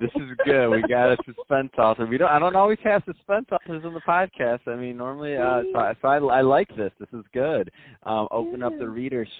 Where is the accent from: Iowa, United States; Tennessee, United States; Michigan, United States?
Michigan, United States; Detroit; moved away; I am from Detroit. I went to Cass.